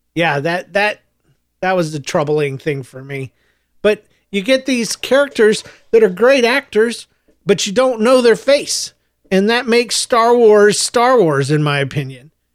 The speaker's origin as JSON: {"language": "English", "town": "Jacksonville", "region": "Florida", "country": "United States", "tie": "born or raised there", "also_born_or_lived": "Gainesville, Florida / Yulee, Florida / St. Marys, Georgia", "said": "I was born in Gainesville, Florida. I grew up, uh, in Jacksonville, Florida, through elementary school"}